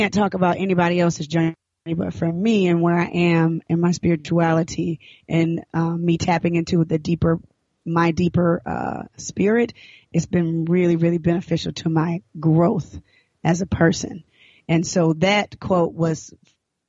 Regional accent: Decatur, Georgia, United States; also born or lived in Atlanta, Georgia / Florida; I grew up in Decatur, Georgia, born in Atlanta

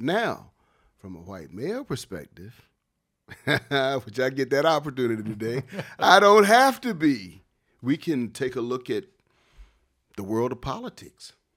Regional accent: Wilmington, North Carolina, United States; moved away as an adult; also born or lived in Los Angeles / Durham / Columbus, Ohio; growing up in Wilmington and playing basketball at Dade Street Center

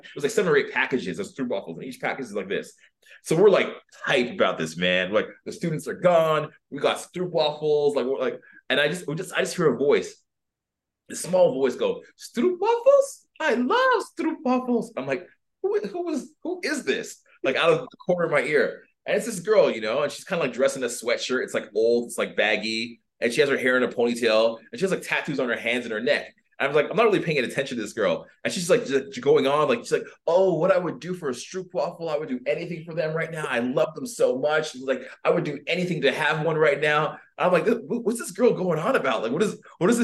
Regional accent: Canada; moved away as an adult; I'm a Canadian refugee

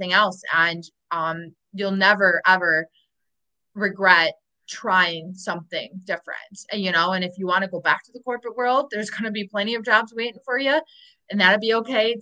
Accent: Milwaukee, Wisconsin, United States; moved away as an adult; also born or lived in Chicago, United States; I'll go back home to Chicago or my hometown in Milwaukee

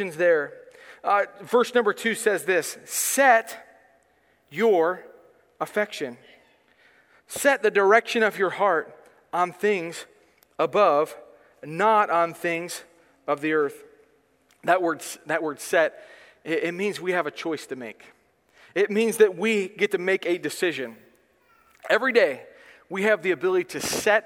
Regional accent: United States; I am an American person

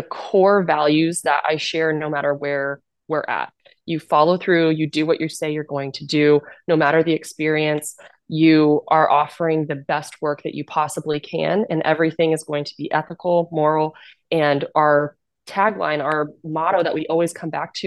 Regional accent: Kansas, United States; moved away as an adult; I'm originally from Kansas

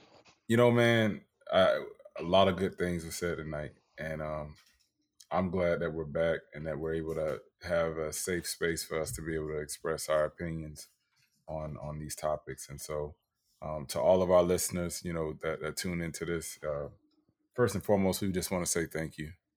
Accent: Tampa, Florida, United States; my hometown, Tampa Bay

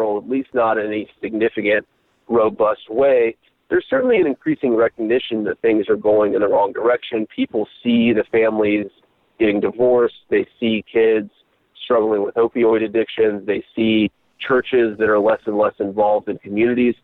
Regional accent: Middletown, Ohio, United States; moved away as an adult; growing up in Middletown

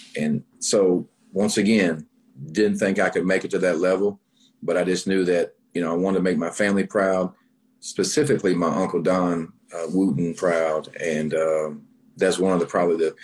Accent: North Little Rock, Arkansas, United States; I'm born and raised in North Little Rock, Arkansas

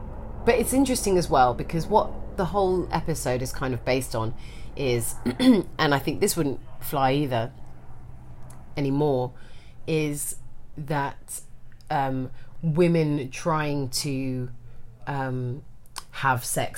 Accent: London, United Kingdom; No, I am from London.

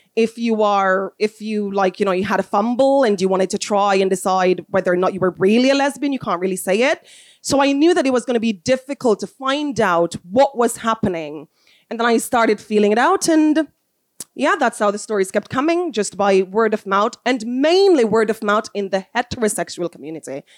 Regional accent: Jamaica; moved away; also born or lived in South Africa; I am from Jamaica. I was born to wonderful parents.

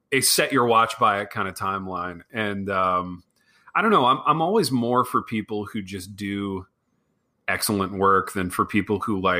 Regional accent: Midwest, United States; so growing up in the Midwest, growing up in a small town

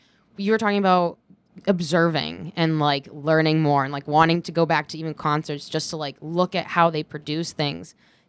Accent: Boston, Massachusetts, United States; moved away as an adult; now in New York, United States; I'm from Boston.

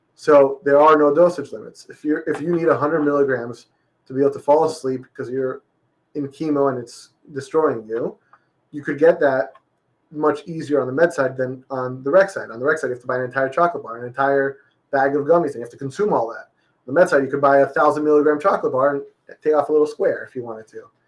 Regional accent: Florida, United States; also born or lived in Massachusetts; born and raised in Florida

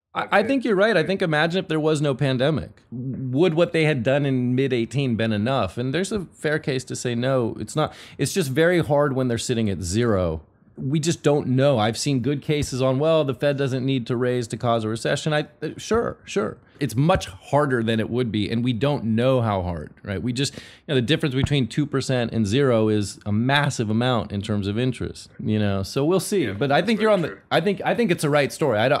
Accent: Northern California, United States; I grew up sort of in the dot com thing, and I'm from NorCal

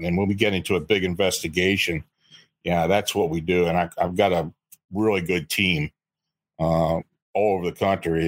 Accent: near Gettysburg, Pennsylvania, United States; I was born and raised near Gettysburg

